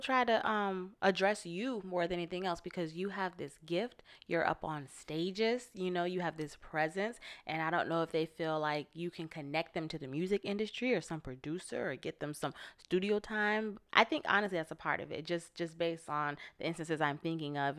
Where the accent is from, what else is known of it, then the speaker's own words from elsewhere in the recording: Florida, United States; now in Los Angeles, United States; I'm from Florida, which is on the East Coast